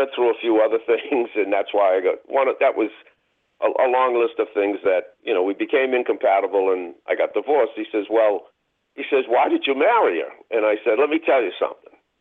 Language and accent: English; Boston, Massachusetts, United States; a white kid growing up in Roxbury